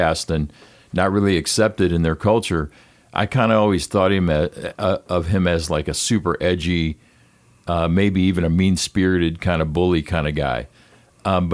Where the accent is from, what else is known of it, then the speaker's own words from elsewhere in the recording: United States; as an American